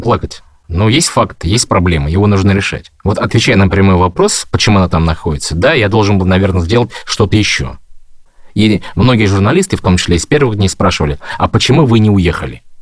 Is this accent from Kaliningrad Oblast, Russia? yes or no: no; Ufa, Bashkortostan, Russia; moved away as an adult; now in Moscow, Russia; я родом из Башкортостана, город Уфа